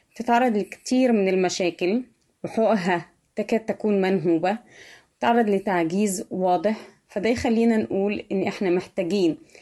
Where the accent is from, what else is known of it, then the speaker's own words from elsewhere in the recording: Egypt; moved away as an adult; now in Turkey; عشت في مصر أكتر من 35 سنة من عمري وعشت آخر خمس سنين في تركيا